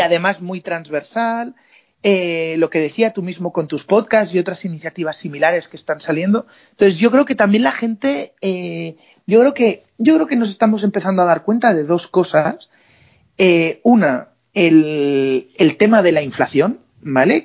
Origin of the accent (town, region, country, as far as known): Spain